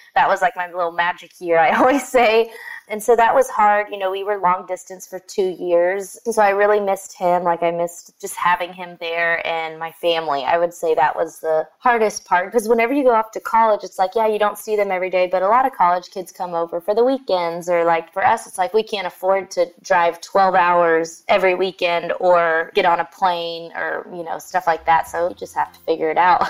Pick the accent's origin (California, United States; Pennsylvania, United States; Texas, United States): Texas, United States; Sugar Land; growing up in that area